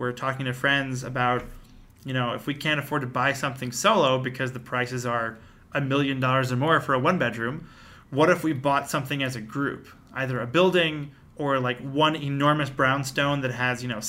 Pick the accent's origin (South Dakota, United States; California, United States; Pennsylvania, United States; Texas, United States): Pennsylvania, United States; Lower Merion; moved away as an adult; now in Brooklyn, United States; I grew up in the suburb called Lower Merion